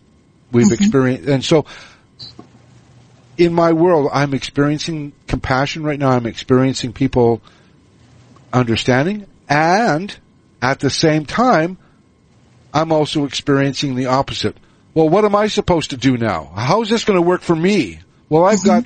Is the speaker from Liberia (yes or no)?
no; Canada; moved away; maybe we should move back to Canada, because I'm from Canada originally